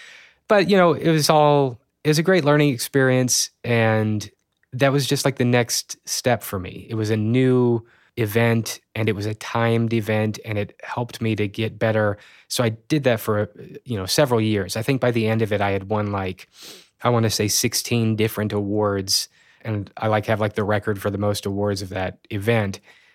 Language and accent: English; Springfield, Missouri, United States; And then there started to be this event in my hometown. It was called Sato 48, Springfield and the Ozarks 48-Hour Film Challenge.